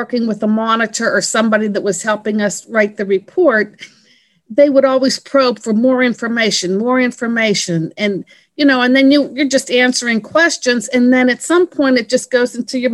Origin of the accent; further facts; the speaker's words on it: Pennsylvania, United States; moved away as an adult; also born or lived in Washington, D.C. area; I was born and raised in Pennsylvania